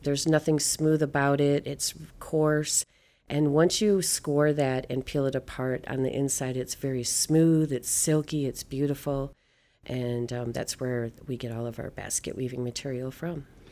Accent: Michigan, United States; I am Anishinaabe from Michigan

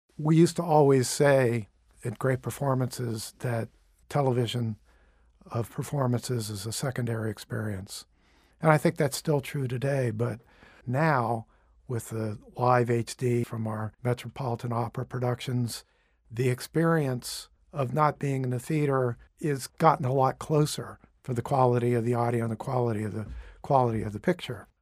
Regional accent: Cape Canaveral, Florida, United States; moved away; also born or lived in Boston / New York City; I actually grew up in Cape Canaveral

